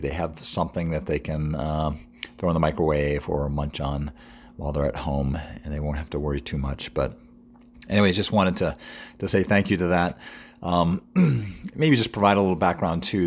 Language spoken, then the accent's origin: English; New England, United States; now in York, United States; I'm from New England